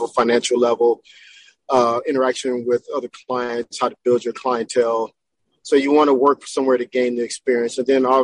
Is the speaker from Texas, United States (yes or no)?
yes; Texas, United States; now in Southern California, United States; I was raised in Texas